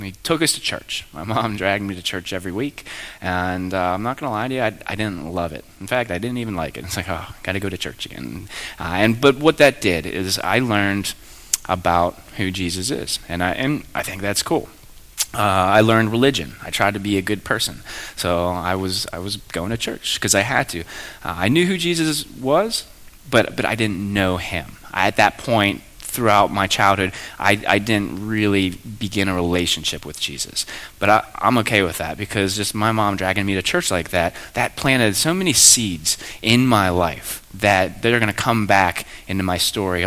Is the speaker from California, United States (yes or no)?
no; Belle Vernon, Pennsylvania, United States; moved away as an adult; also born or lived in San Diego / Annapolis; I grew up in Belle Vernon